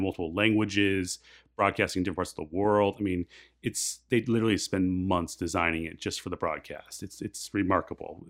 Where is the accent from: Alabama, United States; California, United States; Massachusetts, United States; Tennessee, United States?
California, United States; San Clemente; I grew up in San Clemente